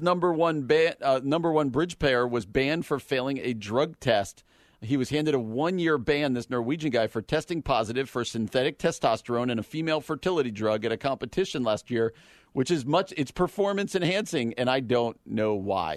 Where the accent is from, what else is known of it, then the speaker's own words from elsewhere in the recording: New Jersey, United States; New Jersey, my home state.